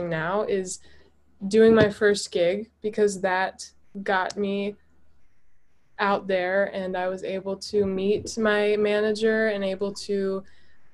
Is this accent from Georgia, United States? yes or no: yes; Atlanta, Georgia, United States; moved away as an adult; now in Nashville, United States; I'm originally from Atlanta, Georgia, but about, I guess, 6 months ago now, I moved to Nashville, Tennessee